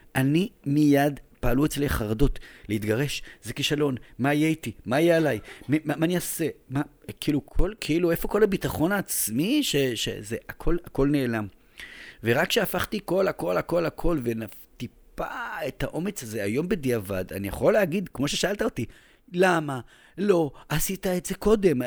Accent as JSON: {"language": "Hebrew", "town": "Jerusalem", "region": "Jerusalem District", "country": "Israel", "tie": "born or raised there", "moved": "as an adult", "lives_now": "Tel Aviv, Israel", "said": "אני ירושלמי דתי מבני עקיבא"}